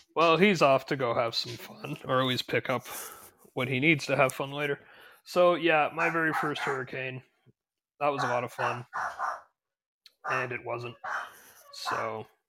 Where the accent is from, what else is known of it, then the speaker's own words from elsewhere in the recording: Ontario, Canada; moved away as an adult; also born or lived in Toronto; I'm from Ontario